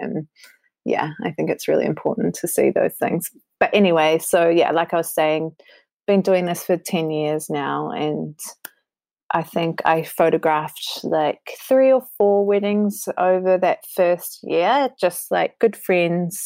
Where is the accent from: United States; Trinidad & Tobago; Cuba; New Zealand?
New Zealand; I'm hailing from New Zealand, and it's an amazing place to live